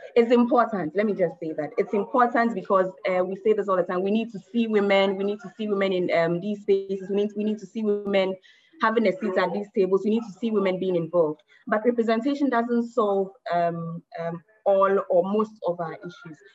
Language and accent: English; Ghana; I'm speaking as a Ghanaian um, woman